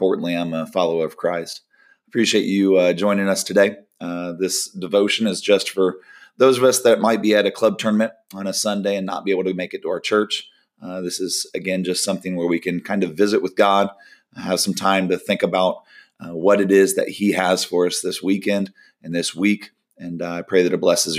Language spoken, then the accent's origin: English; Orlando, Florida, United States; It's kind of right outside of Orlando, right outside of my hometown